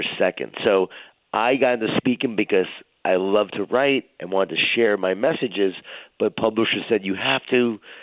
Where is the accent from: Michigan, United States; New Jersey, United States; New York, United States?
New York, United States; Smithtown; I grew up in Long Island, New York, in a Jewish-Italian family. A lot of food, a lot of guilt. A lot of wine, a lot of whining. And grew up in Smithtown, Long Island